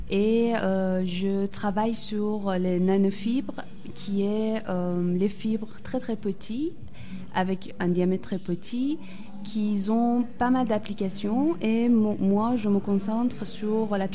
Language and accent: French; Iran; moved away as an adult; Oui. Voilà. En fait, quand j'étais en Iran, j'ai obtenu mon ingénierie en textile en 2012. Après, j'aimerais, je voulais sortir d'Iran et découvrir d'autres pays.